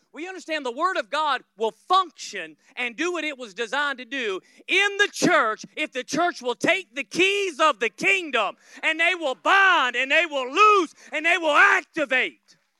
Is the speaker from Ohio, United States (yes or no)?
no; Florida, United States; I'm from Florida